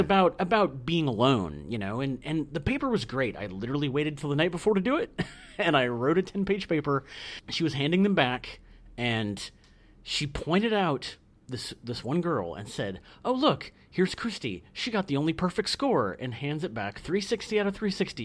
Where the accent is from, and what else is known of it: Iowa, United States